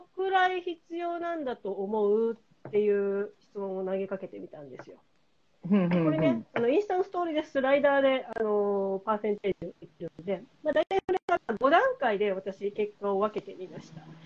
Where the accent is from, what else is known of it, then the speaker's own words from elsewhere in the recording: Shikoku, Ehime, Japan; 私もね、あの四国出身